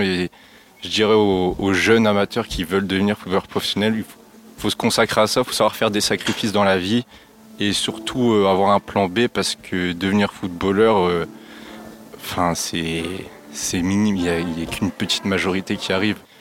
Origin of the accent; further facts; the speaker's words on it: Lille, Hauts-de-France, France; also born or lived in Liévin; j'ai 20 ans, je viens de Lille